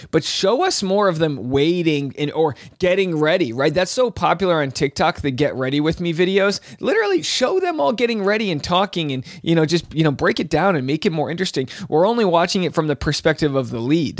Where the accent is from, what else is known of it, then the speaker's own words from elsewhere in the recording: Rhode Island, United States; now in California, United States; living in California, wife from Kentucky, I'm from Rhode Island